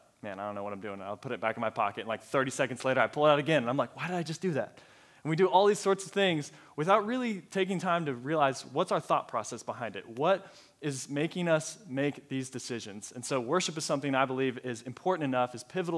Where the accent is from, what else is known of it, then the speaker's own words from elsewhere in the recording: Colorado, United States; moved away as an adult; also born or lived in Texas; now in Allen, Texas, United States; I am originally from Colorado. It's my home state, born and raised there, and then moved down to Texas a couple years ago, and I have stayed